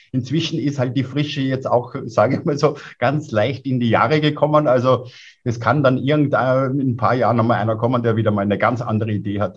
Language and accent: German; Lower Austria, Austria; now in Innsbruck, Austria; selbst als Niederösterreicher